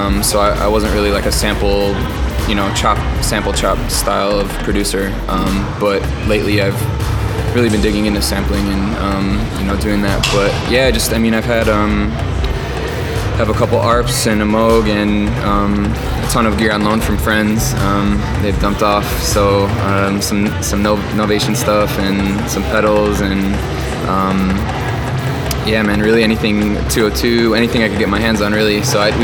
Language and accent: English; Chicago, Illinois, United States; growing up in Chicago, house and freestyle was a big part of my upbringing as well.